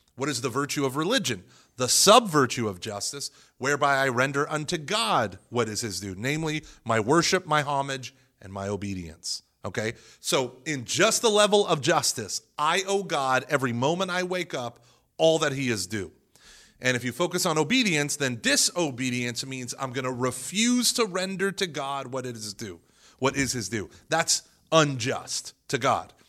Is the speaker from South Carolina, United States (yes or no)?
no; Broken Arrow, Oklahoma, United States; growing up in the Protest, in, in a very Protestant, very, very fundamentalist Protestant in Broken Arrow, Oklahoma